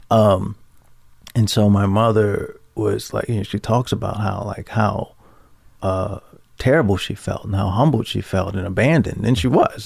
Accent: Baltimore, Maryland, United States; moved away as an adult; also born or lived in New York; I grew up in Baltimore, Maryland. I'm sorry. It, just for your listeners, I grew up in Baltimore City

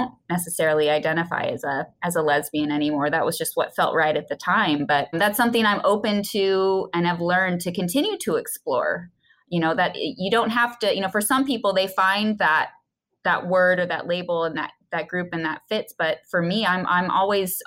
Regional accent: Midwest, United States; growing up in the Midwest and in a, you know, kind of conservative family

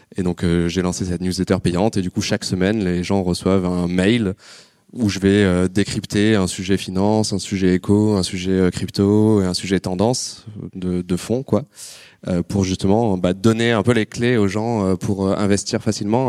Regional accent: Marseille, Provence-Alpes-Côte d'Azur, France; je suis né à Marseille, fac d'éco

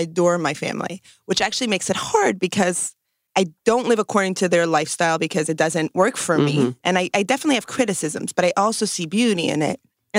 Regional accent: New York City, New York, United States; So I'm from New York, and I grew up in Brooklyn in a Hasidic community. And that's like an ultra-Orthodox Jewish community where the men wear black hats and the women wear dresses only and very specific, and wigs and very specific dress codes.

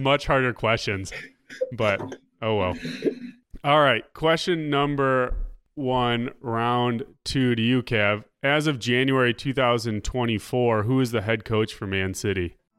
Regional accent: United States; as an American

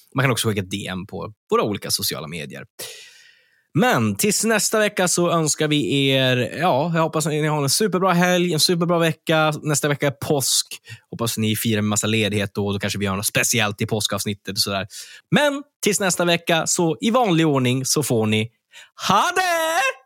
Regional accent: Örnsköldsvik, Västernorrland County, Sweden; med rötter i Örnsköldsvik, där jag kommer ifrån

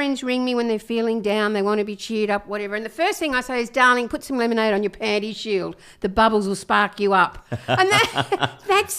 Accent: Camden, New South Wales, Australia; I grew up in Camden.

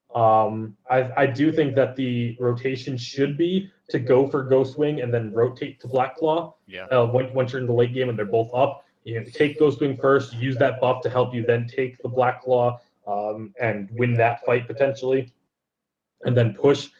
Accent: Connecticut, United States; now in Las Vegas, United States; I am from Connecticut

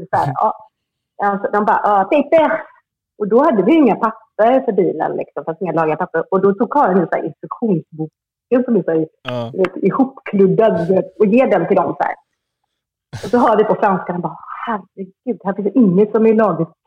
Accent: Sweden; moved away as an adult; now in Hossegor, France

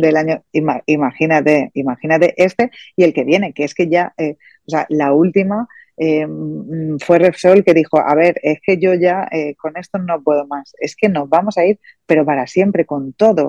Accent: Spain

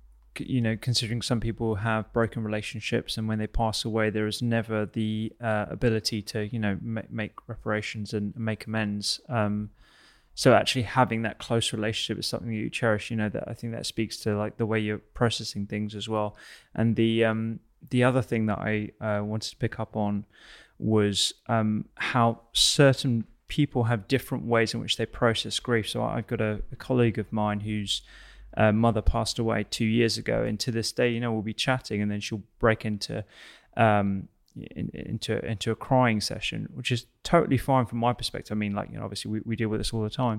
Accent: United Kingdom; conversation about grief and bereavement in general is something that we don't tend to do very well as British people.

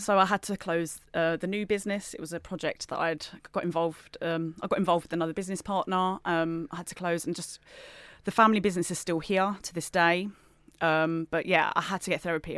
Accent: Gravesend, South East England, United Kingdom; I'm from Gravesend in Kent

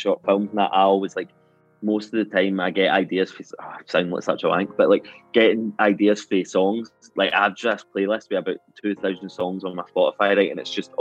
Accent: Glasgow, Scotland, United Kingdom; I'm from a place called Corker Hill

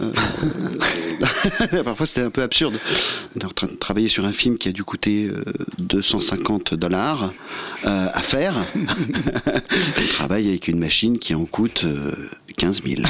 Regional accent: Versailles, Île-de-France, France; nous, on vient de, la ville de Versailles

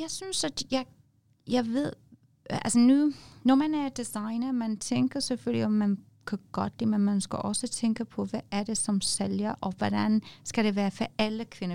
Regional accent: England, United Kingdom; Danish is a second language; moved away as an adult; now in Denmark

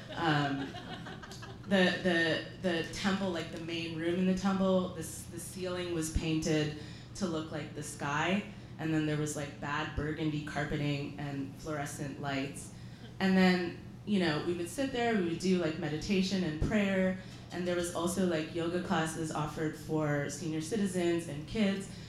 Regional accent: England, United Kingdom; moved away; also born or lived in Canada; I grew up in England, so my mom would watch the BBC

